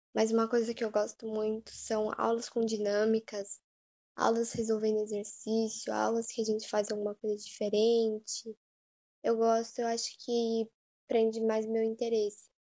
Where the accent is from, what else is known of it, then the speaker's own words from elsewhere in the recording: São Paulo, Brazil; eu nasci em São Paulo